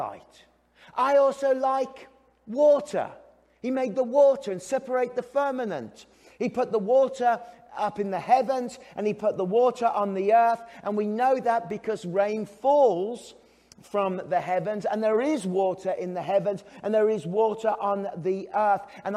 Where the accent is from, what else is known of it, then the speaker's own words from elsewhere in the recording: England, United Kingdom; now in Canada; I'm English